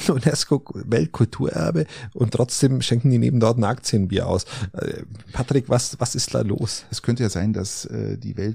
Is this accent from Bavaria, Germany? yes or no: yes; Bavaria, Germany; Ich bin in der Nähe der Wieskirche aufgewachsen